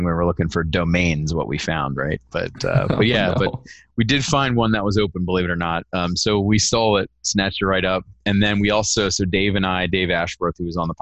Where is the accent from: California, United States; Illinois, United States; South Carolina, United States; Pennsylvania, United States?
Pennsylvania, United States; moved away as an adult; also born or lived in North Dallas, Texas; now in Dallas, United States; I was born and raised on the East Coast in Pennsylvania